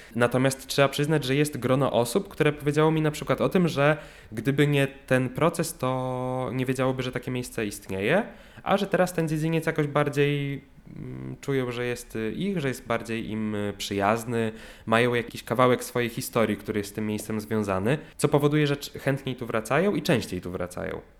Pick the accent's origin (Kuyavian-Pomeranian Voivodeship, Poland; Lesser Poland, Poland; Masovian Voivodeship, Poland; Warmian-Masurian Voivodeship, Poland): Warmian-Masurian Voivodeship, Poland; Olsztyn; moved away as an adult; now in Warsaw, Poland; w mieście, które nie jest moim miastem y, rodzinnym, bo ja pochodzę z Olsztyna i przeprowadziłem się tutaj na studia